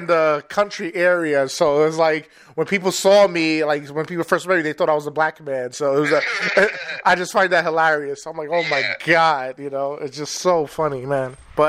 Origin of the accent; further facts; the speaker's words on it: New York City, New York, United States; I'm from Manhattan.